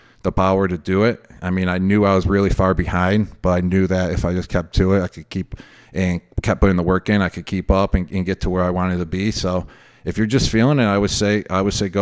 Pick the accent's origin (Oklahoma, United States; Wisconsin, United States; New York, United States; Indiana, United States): New York, United States; Buffalo; I grew up in Buffalo, New York.